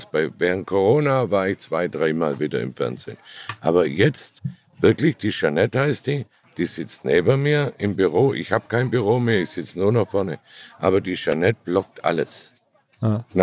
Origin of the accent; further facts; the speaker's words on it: Baden-Württemberg, Germany; Ich habe nie genug Geld. Ich bin Schwabe.